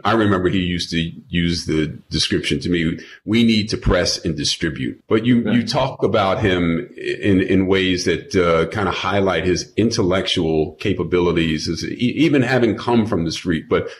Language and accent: English; New York, United States; I'm from New York.